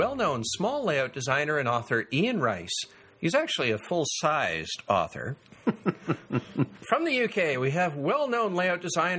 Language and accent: English; Canada; being both Canadian modelers